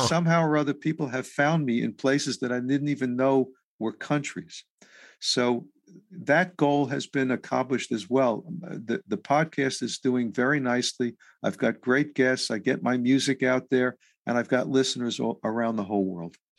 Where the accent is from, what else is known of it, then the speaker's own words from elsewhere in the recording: New York City, New York, United States; I was raised in New York City